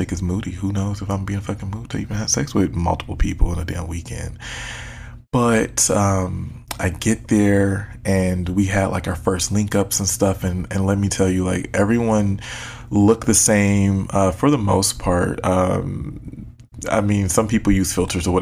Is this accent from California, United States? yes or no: no; Detroit, Michigan, United States; I'm from Detroit. We talk shit.